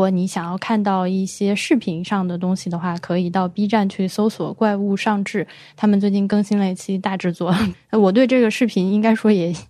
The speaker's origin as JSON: {"language": "Chinese", "region": "Hubei", "country": "China", "lives_now": "Nanjing, China", "said": "因为我本身是个湖北人，然后成年之后又到处住，所以其实是一个家乡观念比较淡薄的人。来南京住之前是不知道所谓“徽京”这个说法的"}